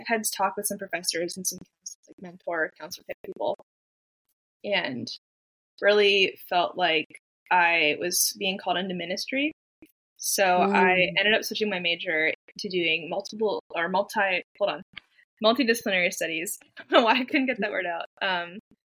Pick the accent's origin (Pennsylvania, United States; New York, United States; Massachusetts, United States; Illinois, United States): Pennsylvania, United States; also born or lived in Japan; now in Nashville, United States; I'm originally from Pennsylvania.